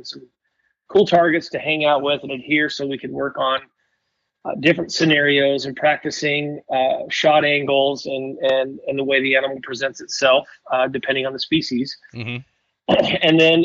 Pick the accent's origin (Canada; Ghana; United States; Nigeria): United States; Oregon; moved away as an adult; also born or lived in Bend, Oregon / Willamette Valley, Oregon; now in Washington, United States; I grew up in Bend, Oregon, and, had a great life growing up, with my mom, my sister. We lived behind the baseball stadium, huge baseball guy. And, when I was 13 years old, we moved on, spent the rest of my years in the Willamette Valley in Oregon